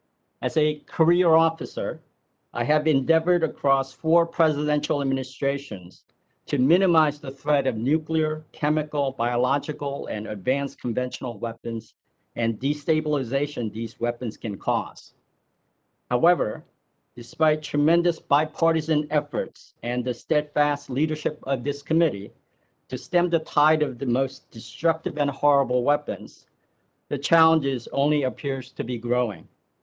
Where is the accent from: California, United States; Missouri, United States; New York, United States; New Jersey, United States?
New Jersey, United States; Lakewood; Senator Booker, I'm also from New Jersey, Ocean County, Lakewood, New Jersey.